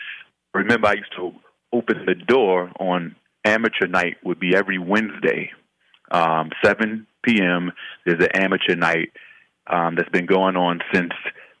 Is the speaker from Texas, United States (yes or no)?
no; New York City, New York, United States; I grew up in Harlem through mm-hmm. the Koch era, the Jenkins